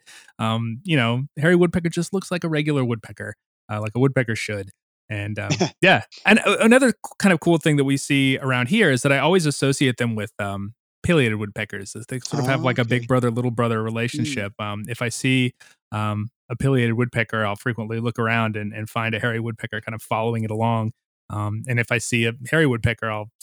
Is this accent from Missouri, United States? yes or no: yes; Missouri, United States; moved away; when I grew up in Missouri